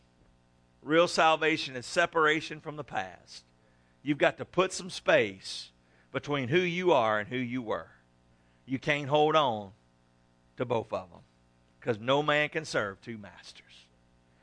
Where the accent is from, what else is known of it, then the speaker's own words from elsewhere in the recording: South Louisiana, United States; growing up in South Louisiana